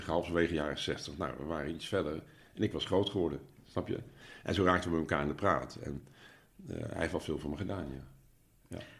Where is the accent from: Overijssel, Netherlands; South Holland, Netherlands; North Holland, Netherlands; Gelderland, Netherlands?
Gelderland, Netherlands; Nijmegen; moved away as an adult; now in Achterhoek, Netherlands; Ik, ik ben, ik ben eh, van Nijmegen